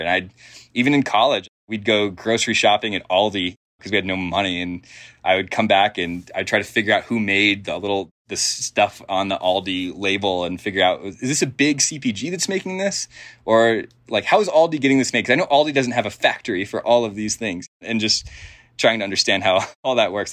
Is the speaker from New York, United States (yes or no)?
no; Denver, Colorado, United States; I grew up in Denver